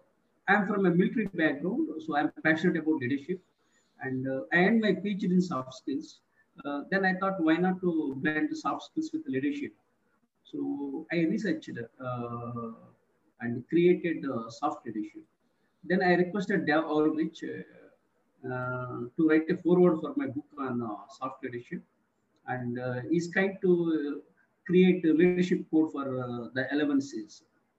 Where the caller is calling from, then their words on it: India; I'm speaking from India.